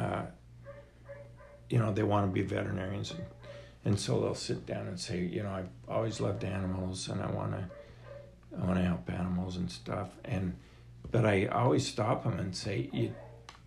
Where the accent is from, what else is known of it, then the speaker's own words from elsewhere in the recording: Ogden, Utah, United States; I grew up in Ogden, and my dad was a vet